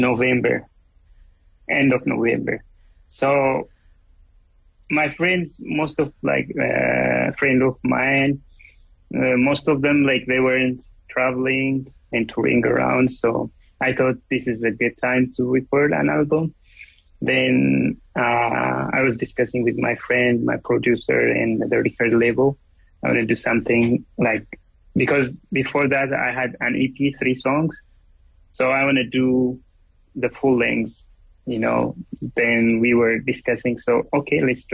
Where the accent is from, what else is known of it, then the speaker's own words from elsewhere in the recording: Ethiopia; English is a second language; moved away as an adult; now in Los Angeles, United States; I was born in Ethiopia. I grew up in Ethiopia and I'm here like in LA for 10 years.